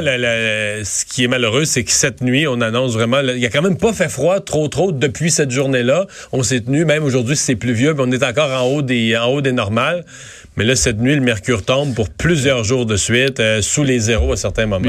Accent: Rivière-du-Loup region, Quebec, Canada; dans mon coin de pays

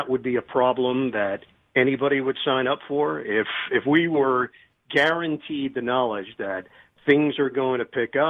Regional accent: New York, United States; now in New Jersey, United States; I live here in New Jersey. I'm from New York

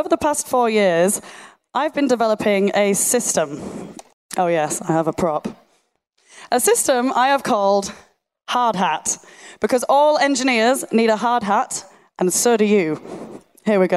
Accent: Yorkshire and the Humber, United Kingdom; accent: Yorkshire; my Yorkshire monotone accent

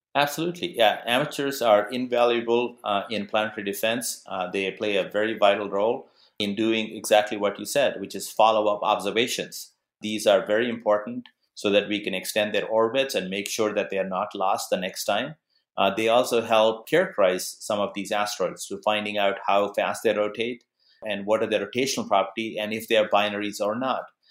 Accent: Arizona, United States; my home state of Arizona

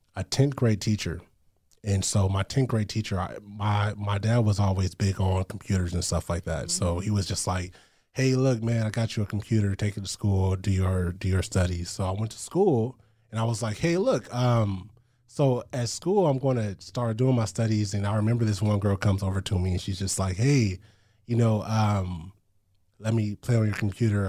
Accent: Long Beach, California, United States; I grew up in Long Beach, California

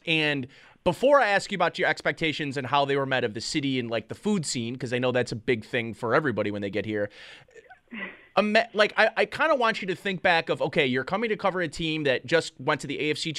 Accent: Hamburg, New York, United States; now in Buffalo, United States; Like, I'm from Hamburg, which is, you know, the bordering town from Orchard Park. The South Towns, this is what we're used to in the South Towns, and this is why I moved to the city

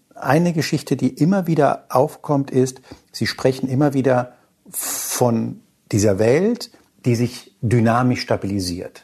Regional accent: Hanau, Hesse, Germany; ich bin in der Nähe von Frankfurt aufgewachsen, in Hanau

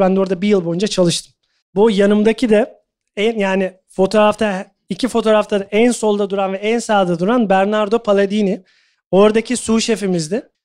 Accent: Turkey; moved away as an adult; also born or lived in Doha, Qatar / London, United Kingdom; hepimiz Türküz, Türk mutfağını biliyoruz aşağı yukarı.

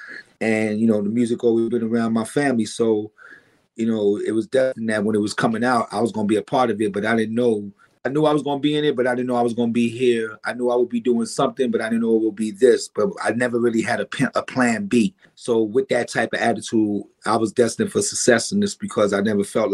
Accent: New York City, New York, United States; also born or lived in Brooklyn, New York; I was raised in the Bronx

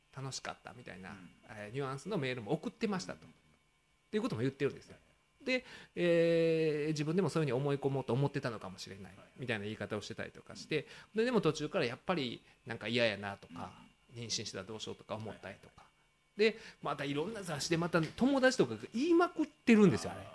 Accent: Kansai, Japan

